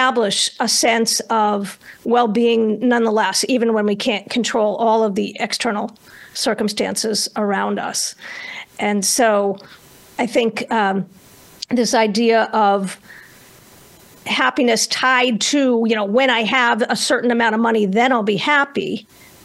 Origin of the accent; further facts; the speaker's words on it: Northeast United States, United States; I grew up in the Northeast United States